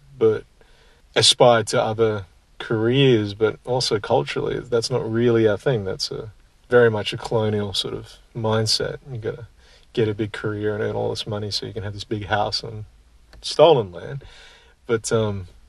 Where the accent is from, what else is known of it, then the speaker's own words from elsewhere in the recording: Kununurra, Western Australia, Australia; now in Brisbane, Australia; I'm also an Indigenous Australian. And up in Kununurra, that's what you do.